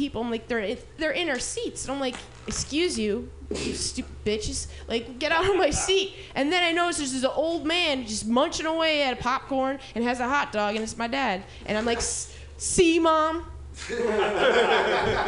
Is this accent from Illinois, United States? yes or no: yes; Illinois, United States; moved away; I'm from Illinois.